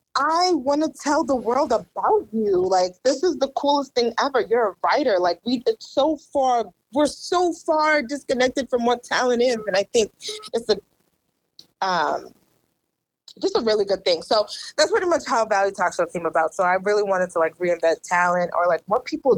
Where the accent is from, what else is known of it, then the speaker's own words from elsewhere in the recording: Randolph, Massachusetts, United States; moved away as an adult; also born or lived in Maryland; I grew up in Randolph